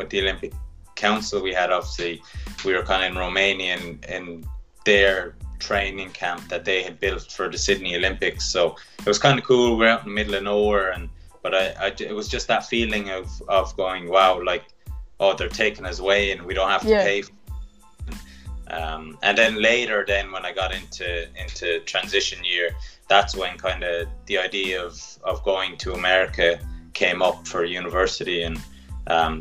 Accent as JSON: {"language": "English", "town": "Clonmel", "region": "Munster", "country": "Ireland", "tie": "born or raised there", "said": "I'm from Clonmel"}